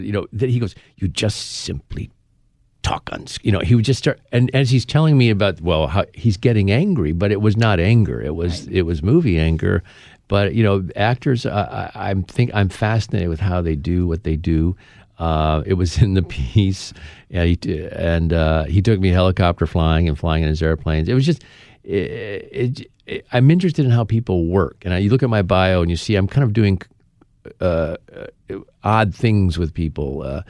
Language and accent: English; Midwest, United States; I grew up in the Midwest. That's where I'm from